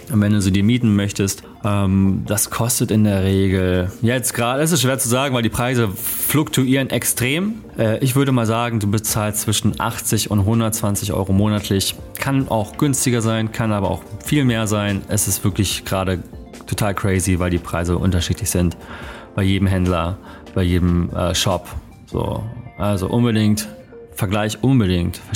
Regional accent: Germany; Das habe ich auf jeden Fall auch als Deutscher mitgenommen

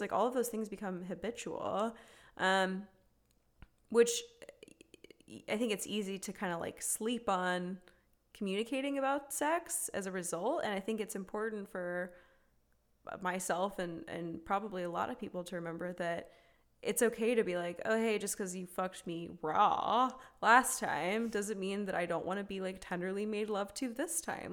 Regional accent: the South, United States; we as two women growing up in the South

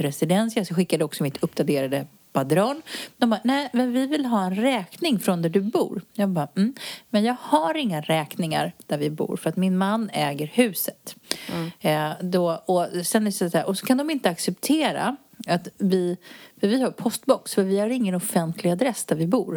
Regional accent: Sweden; moved away as an adult; now in Spain; jag är ju utflyttad från Sverige sedan många år tillbaka

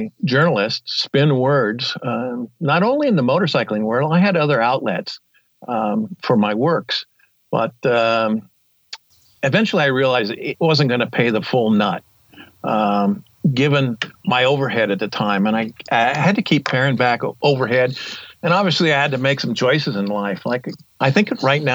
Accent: Yellowtail, Montana, United States; I'm from Yellowtail, Montana, and I'm a writer and globetrotter

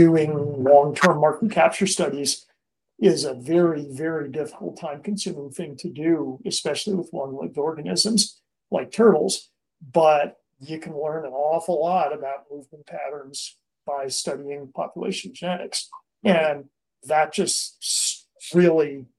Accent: a little town outside of New Haven, Connecticut, United States; now in California, United States; I was raised in a little town outside of New Haven, Connecticut

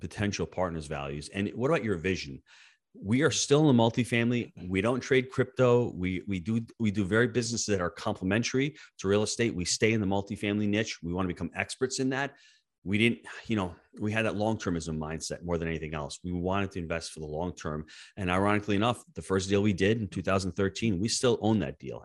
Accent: New York, United States; born and raised in the Northeast in New York

